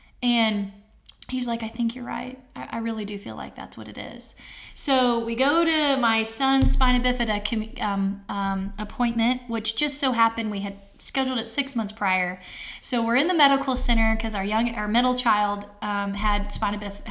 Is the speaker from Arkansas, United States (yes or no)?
yes; Arkansas, United States; we're from Arkansas, bridges and mountains everywhere